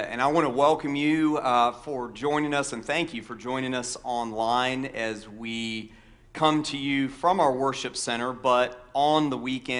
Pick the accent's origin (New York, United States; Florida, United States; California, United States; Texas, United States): Florida, United States; now in Hilton Head, United States; I grew up in Florida for part of my growing up